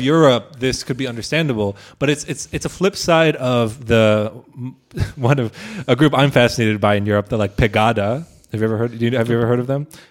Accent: United States; moved away; as an American

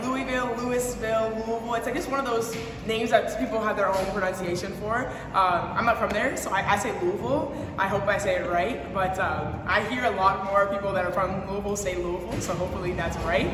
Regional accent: Canada

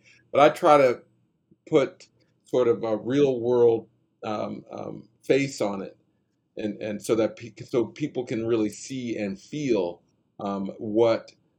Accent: Wilkinsburg, Pennsylvania, United States; I grew up in Wilkinsburg.

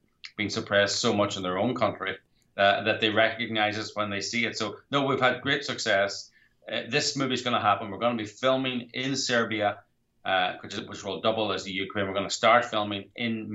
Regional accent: Ireland; I'm from Ireland

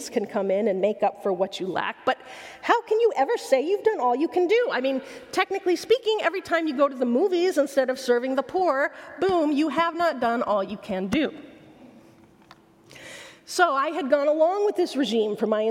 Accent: Logan, Utah, United States; Logan, Utah, my hometown

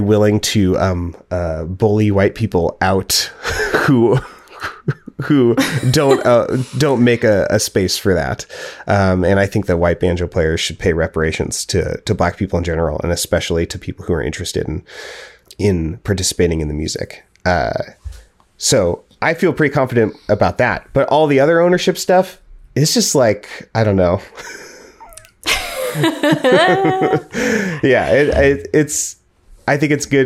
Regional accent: Portland, Oregon, United States; I was raised in Portland and the surrounding area

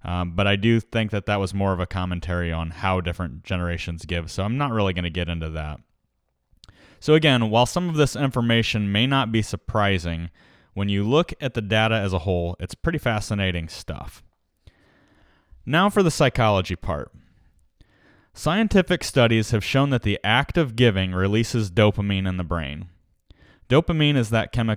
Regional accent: United States

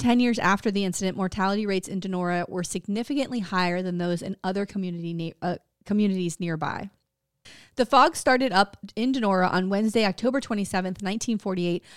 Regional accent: Florida, United States; we're from Florida

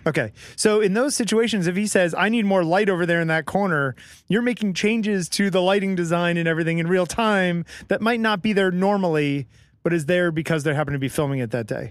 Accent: Connecticut, United States; moved away; also born or lived in Boston; I grew up in Connecticut

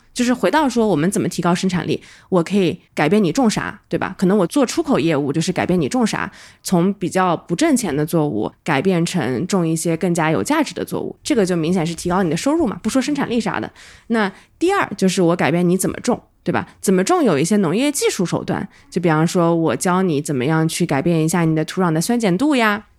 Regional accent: Nantong, Jiangsu, China; moved away as an adult; now in Kenya; 我老家南通

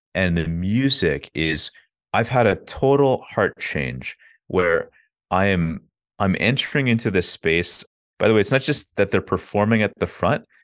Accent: Ottawa, Ontario, Canada; I grew up in Ottawa, Canada, so that's the capital.

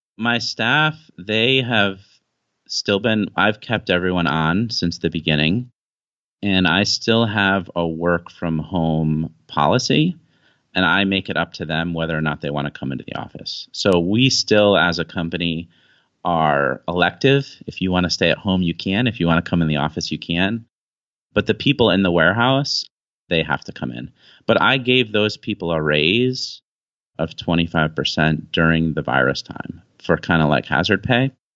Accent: United States; moved away as an adult; now in China; I'm an American guy

